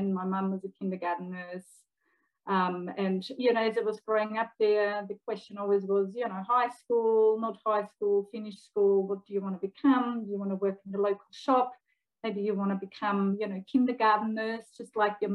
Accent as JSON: {"language": "English", "country": "Austria", "moved": "as an adult", "lives_now": "Melbourne, Australia", "said": "Even though I work and live in Melbourne, Australia, since something like 17 years now, I'm actually originally from Austria"}